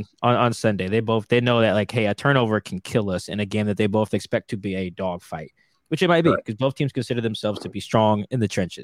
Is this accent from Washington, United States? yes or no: yes; Seattle, Washington, United States; Well, you know, Nate's from Seattle. I'm from Seattle. Nate's from South Seattle. I'm from South Seattle.